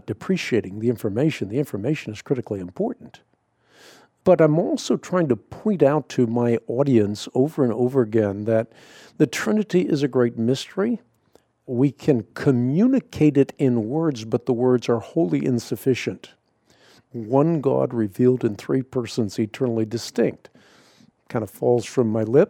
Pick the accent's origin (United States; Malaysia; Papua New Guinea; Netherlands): Netherlands; I'm Scandinavian. I was born in Holland.